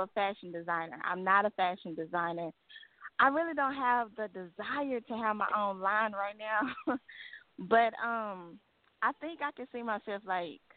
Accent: Dallas, Texas, United States; I was born and raised in Dallas

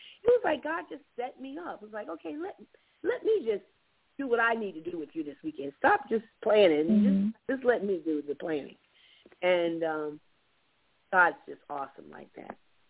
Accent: Florida, United States; now in Georgia, United States; I mean, I'm from Florida, of course, but being here in Georgia, it's been really weird.

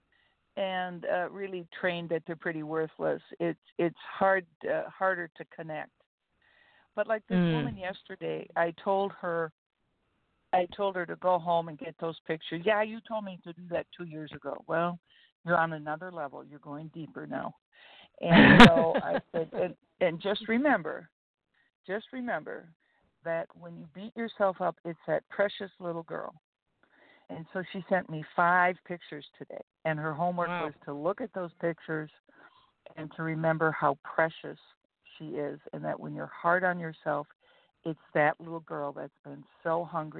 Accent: Fergus Falls, Minnesota, United States; I grew up in a small town that to this day, Fergus Falls, Minnesota, has more churches per population than any city in the United States.

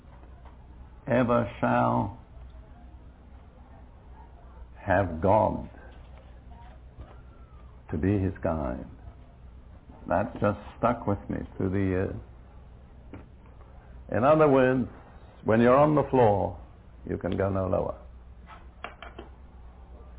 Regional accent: United Kingdom; moved away; I'm British by background

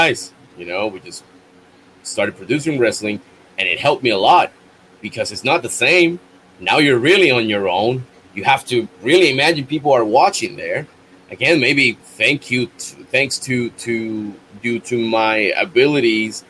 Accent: Bayamón, Puerto Rico; my hometown, Bayamón

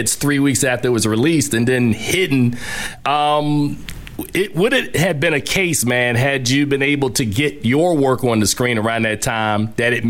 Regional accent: Newark, New Jersey, United States; raised in Newark, and so was I.

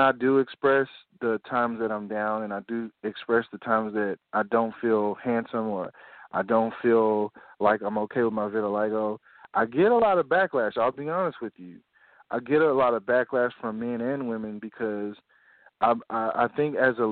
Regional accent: Nashville, Tennessee, United States; I'm from Nashville, Tennessee

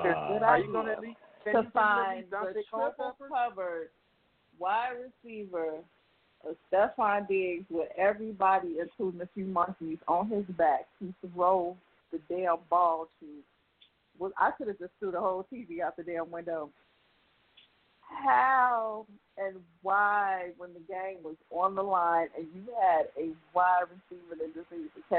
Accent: Chicago, Illinois, United States; I live in Chicago. I'm from Chicago

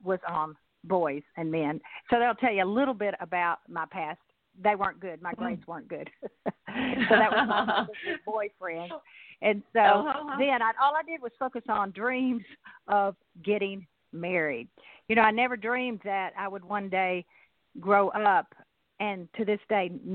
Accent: Nashville, Tennessee, United States; now in Chattanooga, United States; I grew up in Nashville

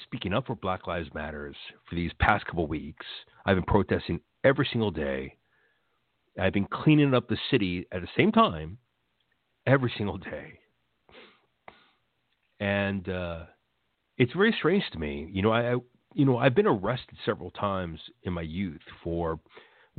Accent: United States; I'm a first-generation American born here in 1973.

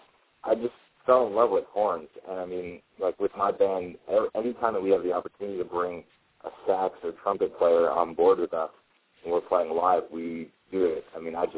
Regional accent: New Jersey, United States; In middle school and through high school, I got really into the local punk and ska scene in North Jersey.

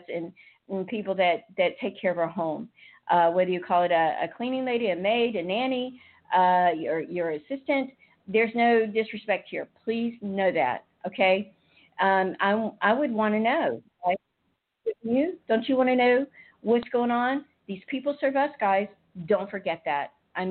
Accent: United States; I'm an American.

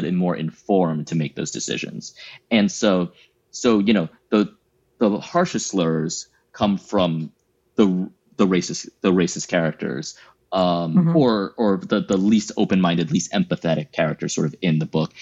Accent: United States; I self-identify as Thai American. There's not a ton of us here in America

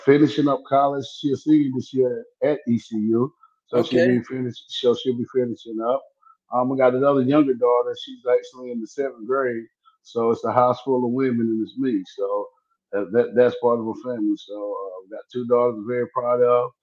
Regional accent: Lumberton, North Carolina, United States; I moved back to where I'm from. You know, I'm from Robinson County. I moved back to Lumberton

